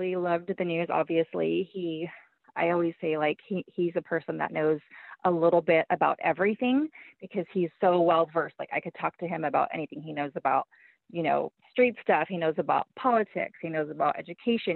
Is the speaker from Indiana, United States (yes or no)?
no; Baldwin Park, California, United States; I grew up in Baldwin Park, which is a city like outside of Los Angeles